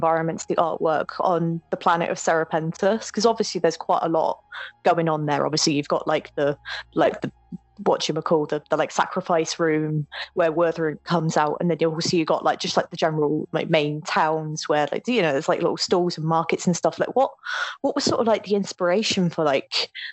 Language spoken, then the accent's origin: English; United Kingdom; I'm British